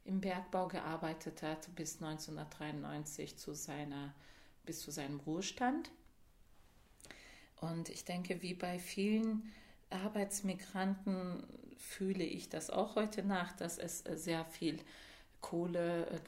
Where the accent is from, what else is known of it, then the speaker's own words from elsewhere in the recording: Georgian border area, Turkey; born there; ist er innerhalb der Türkei von der georgischen Grenze, da wo ich geboren bin, als jugendlicher Mensch ähm, emigriert nach, ähm, zum Schwarzmeer, zur Schwarzmeerküste nach Zonguldak.